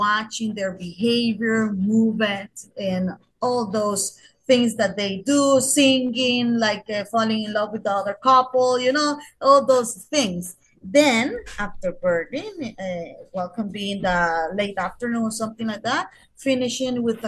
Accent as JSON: {"language": "English", "town": "San Pedro Sula", "region": "Cortés", "country": "Honduras", "said": "I'm a proud Honduran that love his my country. I am from San Pedro Sula"}